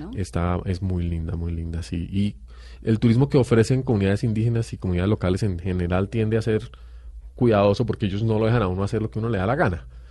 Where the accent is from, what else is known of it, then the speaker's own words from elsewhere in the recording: Colombia; no vivimos en nuestro país, no nos enseñan geografía, no nos enseñan historia, no nos enseñan biología de Colombia